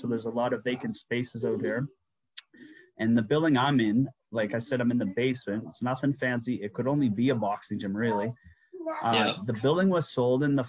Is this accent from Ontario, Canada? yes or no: no; Halifax, Nova Scotia, Canada; moved away; my hometown of Halifax on the East Coast